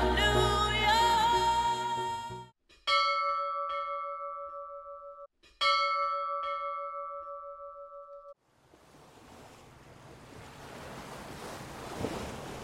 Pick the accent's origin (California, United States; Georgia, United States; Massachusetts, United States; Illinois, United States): California, United States; Santa Barbara; Growing up in Santa Barbara